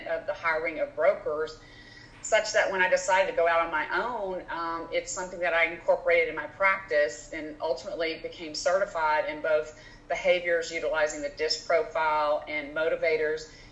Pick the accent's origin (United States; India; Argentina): United States; Louisiana; moved away as an adult; now in Houston, United States; I grew up in Louisiana, business degree, LSU, came to Houston